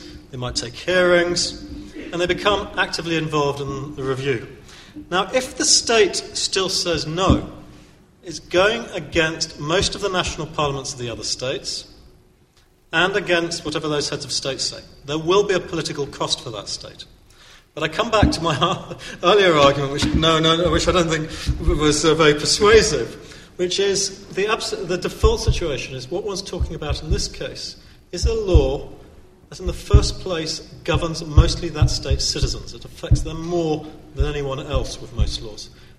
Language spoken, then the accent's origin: English; United Kingdom; I'm still comfortable with being British.